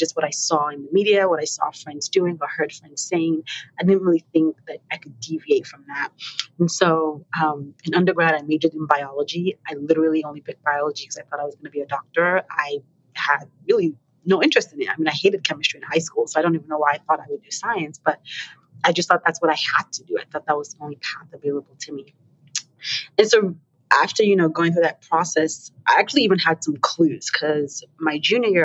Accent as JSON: {"language": "English", "country": "Nigeria", "moved": "yes", "lives_now": "St. Louis, United States", "said": "I am originally Nigerian. I currently live in St. Louis"}